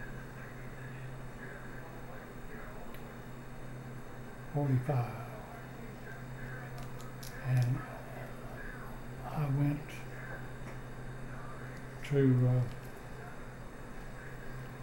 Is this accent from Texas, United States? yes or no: yes; Texas, United States; also born or lived in Enid, Oklahoma / Garber, Oklahoma / Seminole, Oklahoma; I think it was probably in 1935 we moved to Texas